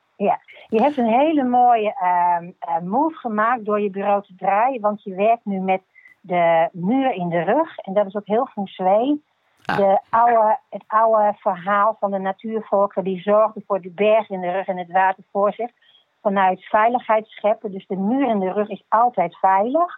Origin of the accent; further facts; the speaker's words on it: Gelderland, Netherlands; moved away as an adult; now in Groningen, Netherlands; Ik kom uit Gelderland